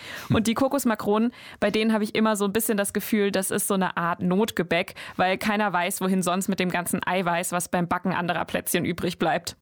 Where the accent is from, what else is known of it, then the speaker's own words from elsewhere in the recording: Swabia, Germany; hier bei uns im Schwabenland